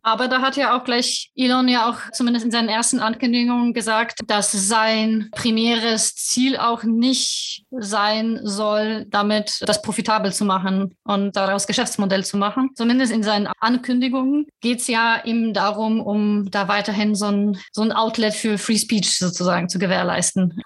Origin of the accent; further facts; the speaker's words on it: Poland; moved away; ich vielleicht als Polin